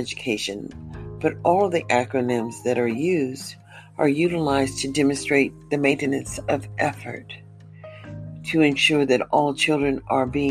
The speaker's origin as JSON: {"language": "English", "country": "United States", "said": "As an American living in America"}